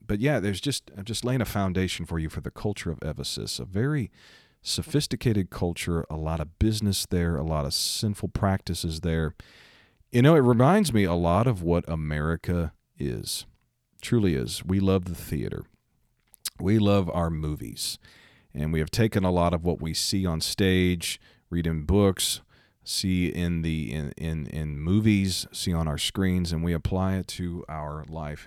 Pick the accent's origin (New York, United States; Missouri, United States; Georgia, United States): Missouri, United States; my home state, Missouri.